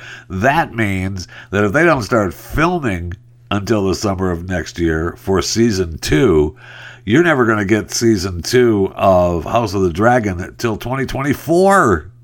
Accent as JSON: {"language": "English", "town": "Saginaw", "region": "Michigan", "country": "United States", "said": "You know that I'm from Saginaw right there originally."}